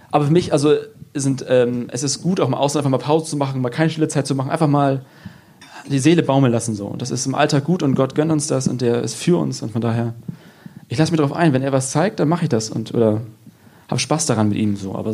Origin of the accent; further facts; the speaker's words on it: Lower Saxony, Germany; Also ich bin aus Friese und ich nuschel, das ist so wie Veranlagung.